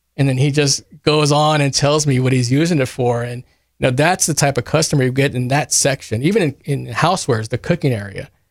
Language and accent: English; Kerrville, Texas, United States; I am from Kerrville. I graduated from Tybee in ninety-six